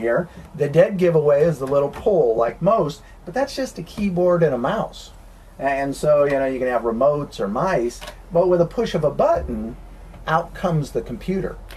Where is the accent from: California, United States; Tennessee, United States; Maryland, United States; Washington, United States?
Tennessee, United States; As we say in Tennessee